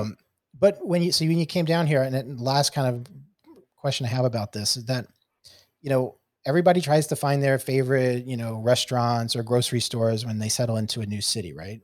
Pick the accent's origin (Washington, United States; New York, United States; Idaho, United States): New York, United States; New York City; moved away; I'm from, I'm from originally from New York City. Uh, being a New York City transplant